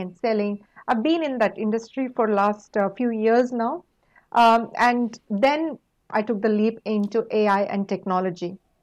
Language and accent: English; India; moved away; coming from a small rural town in India, we had only limited opportunities. We didn't have internet and anything like what you guys have now growing up